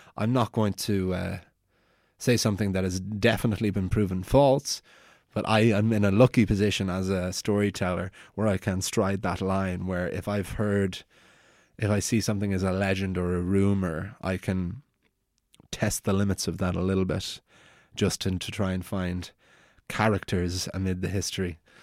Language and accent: English; Wicklow, Leinster, Ireland; I'm from Wicklow, which is a Viking town